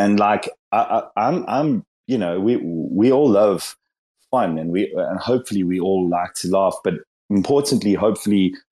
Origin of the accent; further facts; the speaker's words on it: South Africa; I'm from South Africa, and like I think we probably aligned to this.